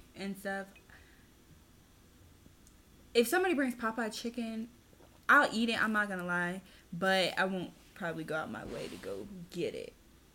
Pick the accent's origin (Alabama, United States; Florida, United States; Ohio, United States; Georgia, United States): Florida, United States; I'm from Florida